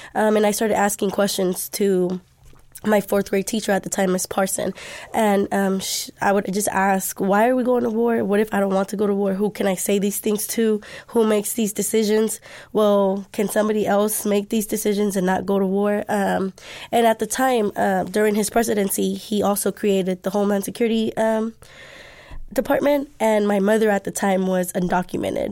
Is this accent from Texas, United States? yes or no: yes; Dallas, Texas, United States; I am Dallas native. I'm from Pleasant Grove.